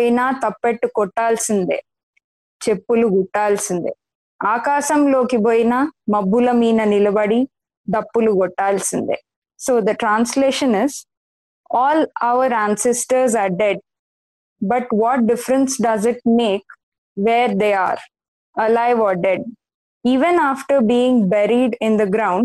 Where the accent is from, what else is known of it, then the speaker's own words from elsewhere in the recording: Nazira, Assam, India; I actually grew up in Assam. I grew up in Nazira.